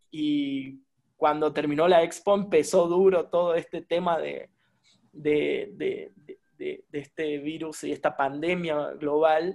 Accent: Argentina; moved away as an adult; now in Mexico; Soy un argentino viviendo en México

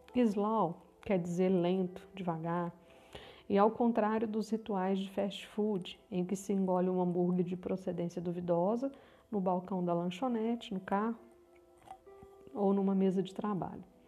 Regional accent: Minas Gerais, Brazil; Eu também sou mineira, falo de Uberlândia, Minas Gerais

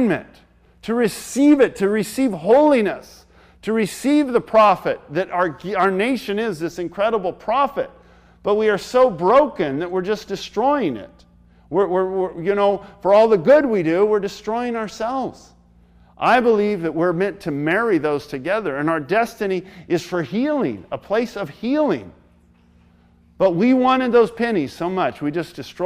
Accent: United States; We, as American people

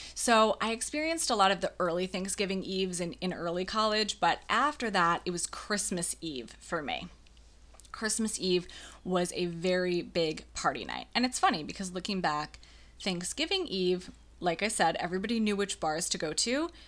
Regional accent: about half an hour from La Crosse, Western Wisconsin, United States; I went to college only ha-, about half an hour away from my hometown. So I went to college in La Crosse, Wisconsin for my Western Wisconsin people

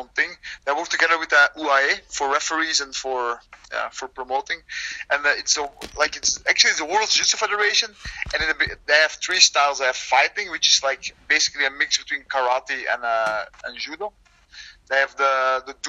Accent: Leuven, Flanders, Belgium; my hometown in Leuven

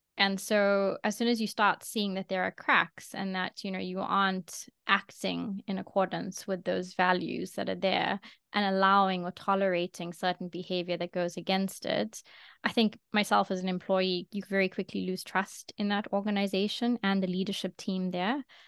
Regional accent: South Africa; now in London, United Kingdom; I'm from South Africa, I'm now in London

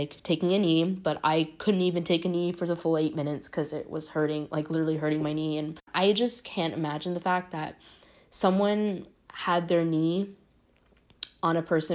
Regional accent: Savannah, Georgia, United States; now in Toronto, Canada; I am originally from Savannah, Georgia, but I'm currently based in Toronto

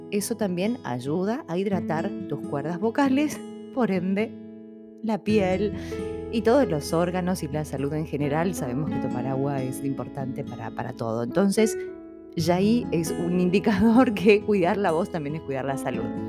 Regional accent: Argentina; los que somos de Argentina

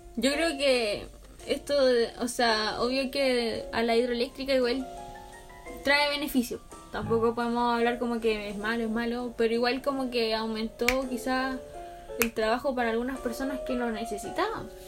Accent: Chile; nosotros como chilenos

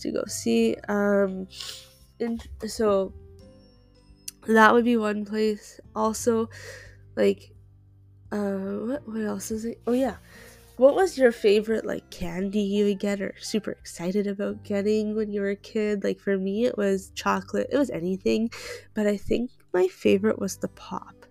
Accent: Canada; I am Canadian

